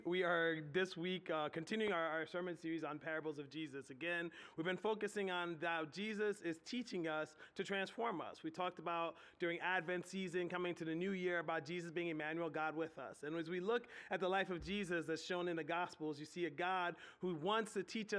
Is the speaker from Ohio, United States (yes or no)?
no; Philadelphia, Pennsylvania, United States; moved away as an adult; now in Harrisburg, United States; I grew up in Southwest Philly